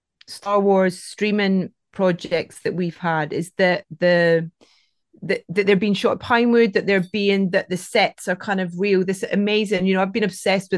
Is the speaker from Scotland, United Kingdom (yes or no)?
yes; Anstruther, Scotland, United Kingdom; I'm from the East Coast, a little fishing village called Anstruther.